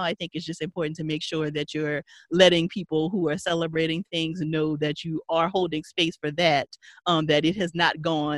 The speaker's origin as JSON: {"language": "English", "town": "Paincourtville", "region": "Louisiana", "country": "United States", "said": "Payne Courtville, Louisiana. Country"}